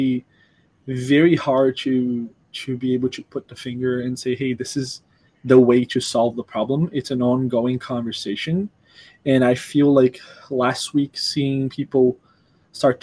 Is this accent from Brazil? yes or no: yes; Brazil; now in United States; I'm from Brazil, where I have a very different background